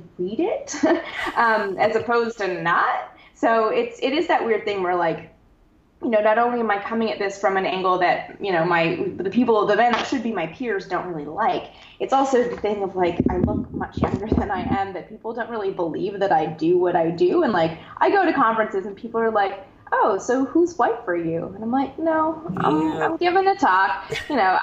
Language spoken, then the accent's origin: English; Canada; I'm from Canada, where there's no NASA